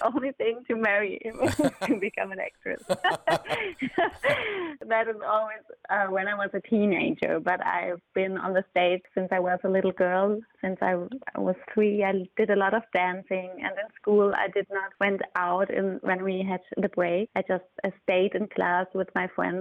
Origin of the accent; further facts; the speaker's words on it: Germany; English is a second language; moved away; I am from Germany